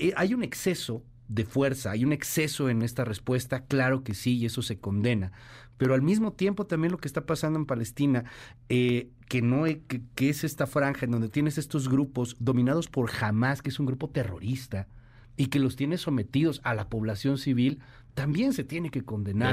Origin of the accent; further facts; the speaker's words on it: Mexico; siendo mexicanos